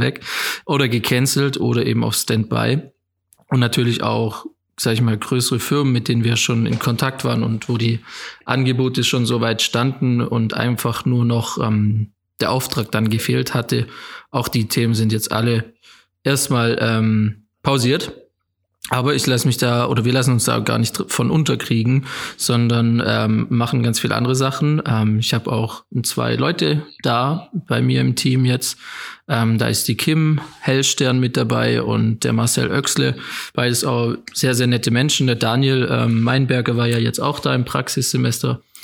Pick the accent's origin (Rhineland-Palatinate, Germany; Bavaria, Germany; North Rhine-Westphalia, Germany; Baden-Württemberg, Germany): Baden-Württemberg, Germany; Rottweil; ich bin hier aufgewachsen in Rottweil, in einem kleinen Dorf bei Rottweil, Zepfenhorn